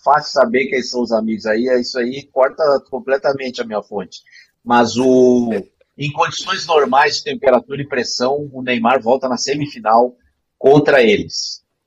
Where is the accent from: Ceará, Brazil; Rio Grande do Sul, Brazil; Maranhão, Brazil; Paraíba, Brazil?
Rio Grande do Sul, Brazil; Porto Alegre; moved away; lá na minha terra, no jogo do Inter